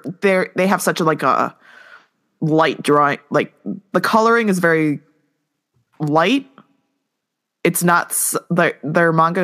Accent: United States; I'm American.

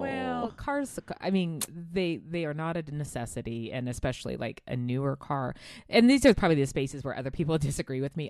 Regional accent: United States; I'm an American

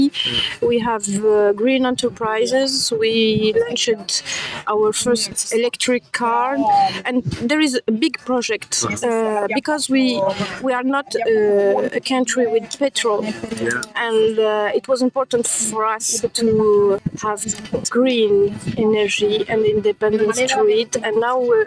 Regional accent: Morocco; from Morocco

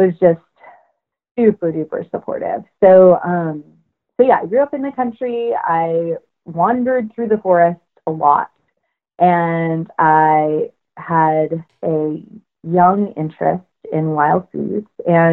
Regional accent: Washington, United States; moved away; I grew up in Washington State, and I grew up in the woods

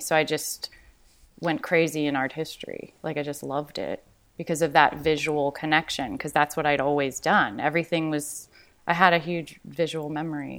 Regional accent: Los Angeles, California, United States; also born or lived in New York; I grew up in Venice, and um, then from there, my mom my mom's English. My father is a local LA person

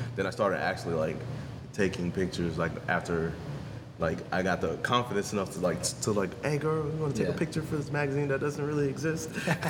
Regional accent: New York, United States; moved away as an adult; now in Tampa, United States; So I'm actually originally from New York. I moved to Tampa, Florida, probably 2 years ago now, two-ish years ago.

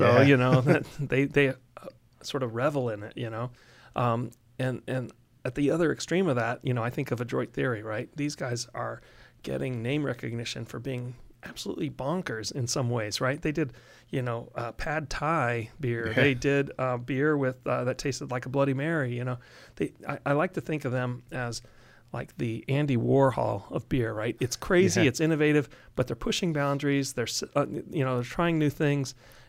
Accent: Germany; English is a second language; I was born and raised in Germany, so I have a good window into that culture.

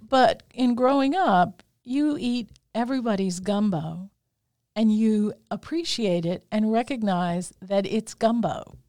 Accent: United States; we are American

